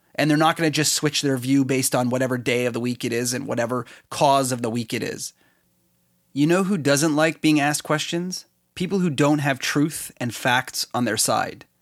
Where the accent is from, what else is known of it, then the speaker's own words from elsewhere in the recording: Canada; I'm Canadian